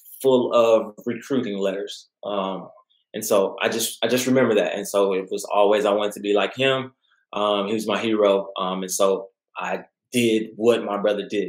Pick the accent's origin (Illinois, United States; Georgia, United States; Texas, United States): Texas, United States; Midland; I'm originally from Midland, Odessa area.